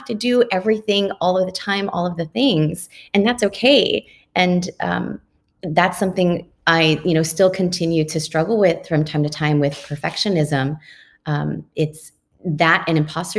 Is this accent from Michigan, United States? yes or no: no; Oxnard, California, United States; I grew up in Oxnard